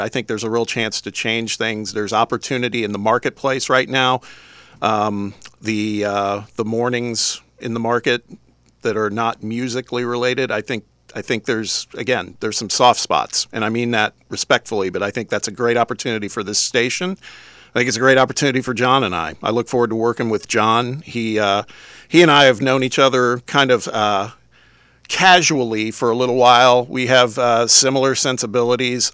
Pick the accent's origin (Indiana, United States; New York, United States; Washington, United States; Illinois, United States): Indiana, United States; now in Knoxville, United States; I'm originally from the Midwest. You're gonna have to endure hearing me talk every once in a while, 'cause I'm a, an Indiana guy